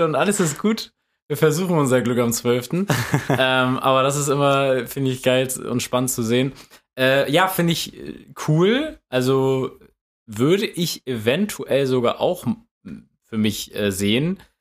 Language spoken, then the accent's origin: German; Germany; als Deutscher